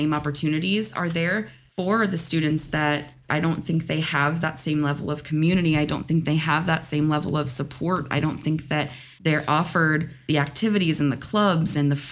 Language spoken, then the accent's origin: English; Pittsburgh, Pennsylvania, United States; moved away as an adult; now in Florida, United States; I'm born and raised from Pittsburgh.